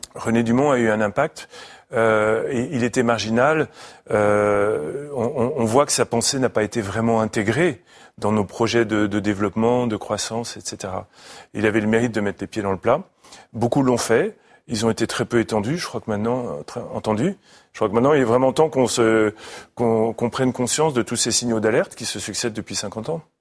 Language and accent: French; Paris, Île-de-France, France; moved away; je suis un petit Parisien